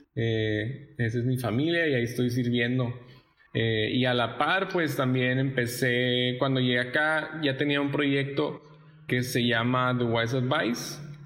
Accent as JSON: {"language": "Spanish", "region": "Sonora", "country": "Mexico", "tie": "born or raised there", "also_born_or_lived": "El Paso, Texas / Ciudad Juárez", "moved": "yes", "lives_now": "Monterrey, Mexico", "said": "crecí en Sonora, nací en El Paso, Texas, eh, y los últimos cinco años viví entre Ciudad Juárez y El Paso"}